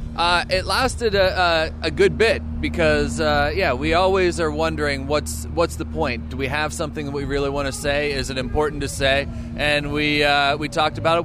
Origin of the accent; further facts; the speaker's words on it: United States; as an American